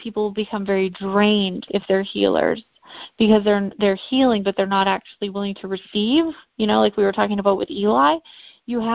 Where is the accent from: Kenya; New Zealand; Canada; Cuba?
Canada; now in South Carolina, United States; I'm from Canada originally. I live in South Carolina now.